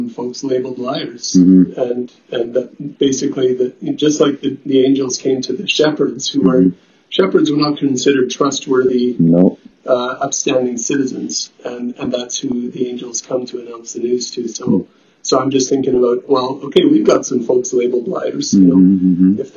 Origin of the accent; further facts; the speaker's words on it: Steinbach, Manitoba, Canada; moved away as an adult; now in Winnipeg, Canada; I grew up in Steinbeck